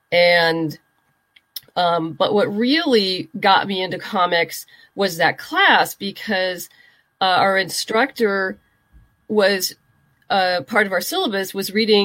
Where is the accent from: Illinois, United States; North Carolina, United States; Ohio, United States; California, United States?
California, United States; Southern; also born or lived in New York; I'm originally from Southern California. We bounced around a little bit between Los Angeles and the desert and then back to L.A. And I did end up leaving California for a while. I went to graduate school in New York and stayed on after I graduated, worked there for a while.